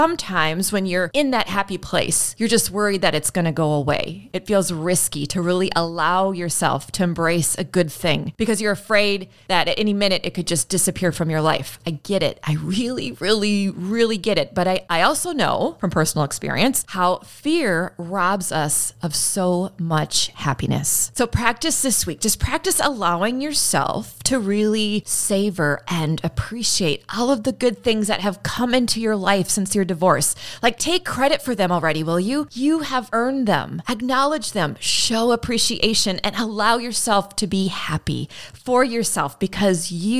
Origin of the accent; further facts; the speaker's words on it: United States; I'm still an American